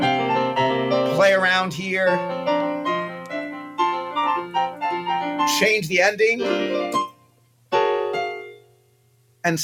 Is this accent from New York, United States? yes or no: yes; a suburb of New York City, United States; also born or lived in Alaska; I was actually born in New York City, but then quickly moved to Alaska, though I have very little memory of it, and then grew up sort of outside of New York City in a little suburb of New York